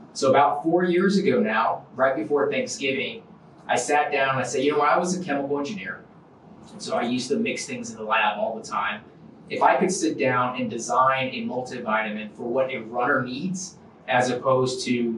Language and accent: English; Warner Robins, Georgia, United States; And so just to make things simple, I say I'm from Warner Robins, Georgia.